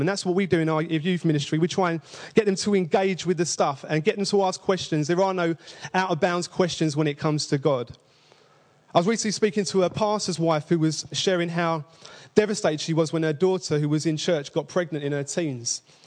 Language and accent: English; London, United Kingdom; I say father with two V's, by the way, because I'm from East London